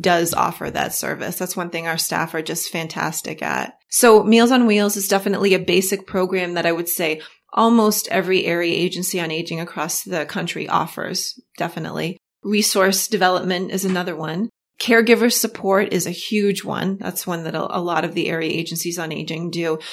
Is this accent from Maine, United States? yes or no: yes; Augusta, Maine, United States; I'm from Augusta, Augusta, Maine